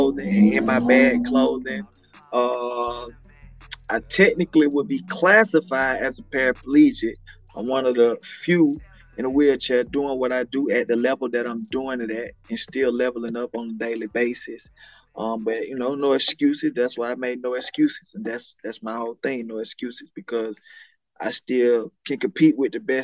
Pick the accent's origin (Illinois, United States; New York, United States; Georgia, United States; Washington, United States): Georgia, United States; Atlanta; I'm from Atlanta, Georgia, on the west side of Atlanta, Georgia, Cascade, Oakland City, Zone 4